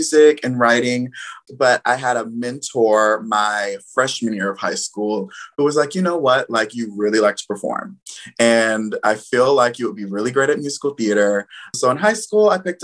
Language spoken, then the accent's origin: English; Atlanta, Georgia, United States; moved away as an adult; Currently, I am in Atlanta, my hometown